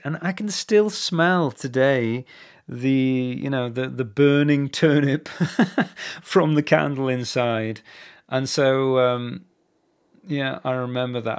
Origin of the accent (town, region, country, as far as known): England, United Kingdom; born or raised there